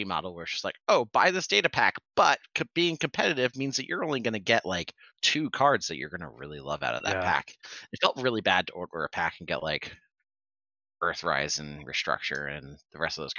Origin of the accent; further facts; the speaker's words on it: Rhode Island, United States; I'm actually from Rhode Island